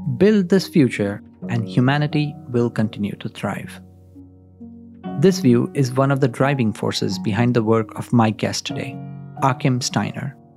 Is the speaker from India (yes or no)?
yes; India; moved away as an adult; I come from India. I grew up there.